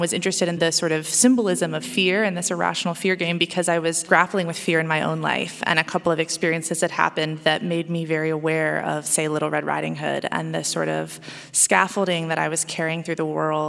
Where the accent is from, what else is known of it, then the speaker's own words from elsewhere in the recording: Oregon, United States; Oregon, my home state